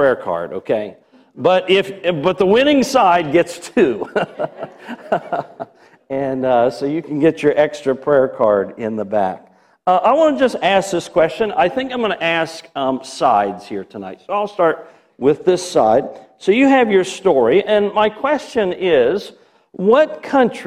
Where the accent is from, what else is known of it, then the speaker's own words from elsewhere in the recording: Milford, United States; I'm from Milford.